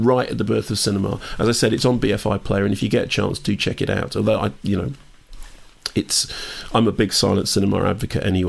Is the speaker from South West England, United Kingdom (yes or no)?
no; London, United Kingdom; I grew up in Finchley